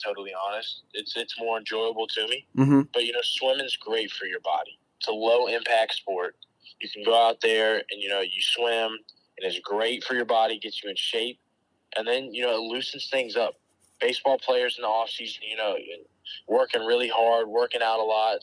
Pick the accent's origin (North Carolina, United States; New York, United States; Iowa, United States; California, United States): North Carolina, United States; growing up in North Carolina, I feel like we don't have anything near us at all